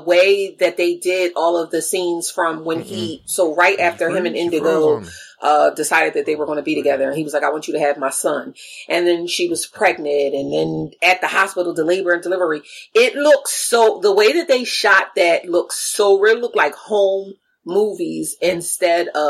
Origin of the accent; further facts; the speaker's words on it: near Philadelphia, New Jersey, United States; I'm from New Jersey. Right. You know, I'm familiar with people from New York, even though like where I'm from is down closer to Philly, not like up in North Jersey, closer to New York